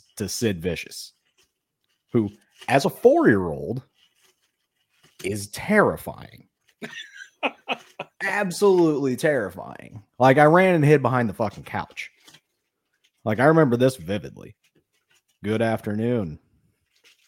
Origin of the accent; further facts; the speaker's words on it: Indianapolis, Indiana, United States; I grew up in Indianapolis